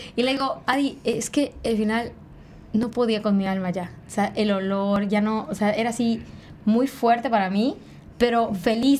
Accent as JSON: {"language": "Spanish", "area": "Tzemul", "region": "Yucatán", "country": "Mexico", "tie": "born or raised there", "said": "en mi pueblo, Tzemul"}